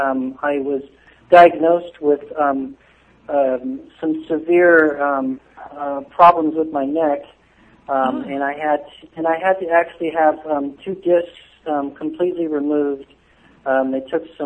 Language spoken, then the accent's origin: English; Southern California, United States; I grew up in Southern California, so I spent a lot of time at the beach